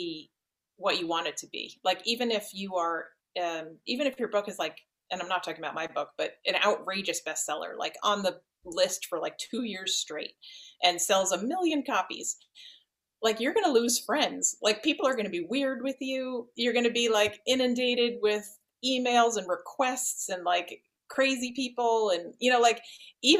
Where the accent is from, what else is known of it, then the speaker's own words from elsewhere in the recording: New Jersey, United States; I'm from New Jersey, which is in the north of the United States